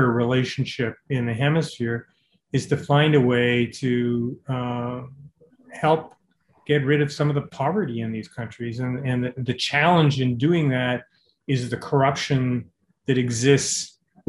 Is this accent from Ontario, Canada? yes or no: yes; Toronto, Ontario, Canada; I'm from Toronto